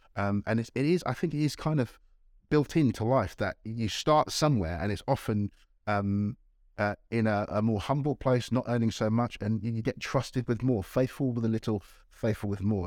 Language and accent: English; Nigeria; moved away; I was born in Nigeria